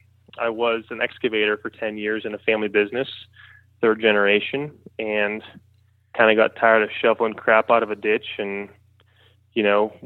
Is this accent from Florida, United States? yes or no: no; Johnstown, Pennsylvania, United States; Okay, I am from Johnstown, Pennsylvania, which is about an hour and a half east of Pittsburgh.